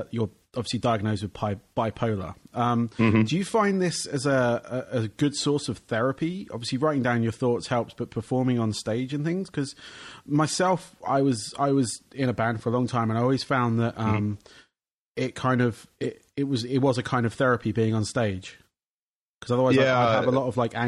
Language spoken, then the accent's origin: English; England, United Kingdom; accent: English; now in United States; my accent, it's a English accent